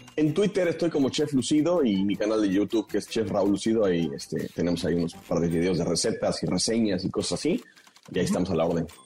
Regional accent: Mexico; en México adoptamos el término dona

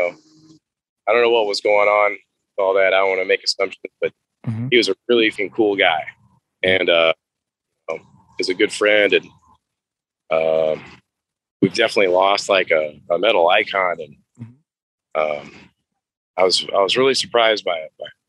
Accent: Midwest, United States; I'm from the Midwest

